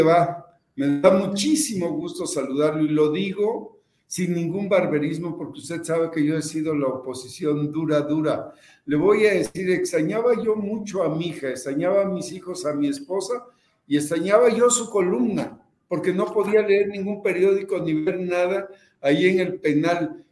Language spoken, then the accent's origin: Spanish; Veracruz, Mexico; also born or lived in Papantla / Xalapa